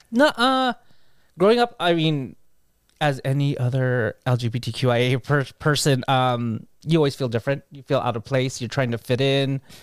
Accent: Carson, California, United States; I grew up in Carson

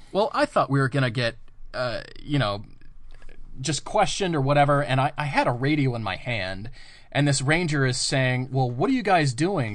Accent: Colorado, United States; I grew up in Colorado.

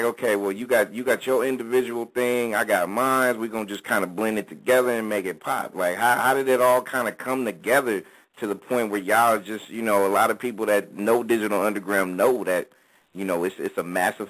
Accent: the Bay Area, California, United States; born and raised in the Bay

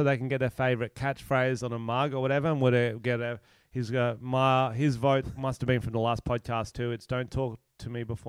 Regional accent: Australia; I'm Australian.

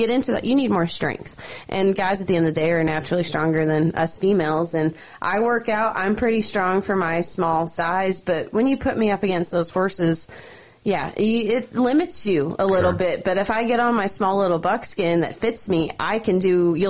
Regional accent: Calgary, Alberta, Canada; moved away as an adult; now in Helena, United States; That's where I grew up. That was my hometown rodeo.

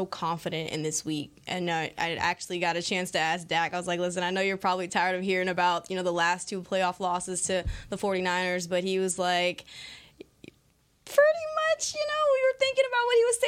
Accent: Houston, Texas, United States; also born or lived in Louisiana; I'm from Houston, Texas

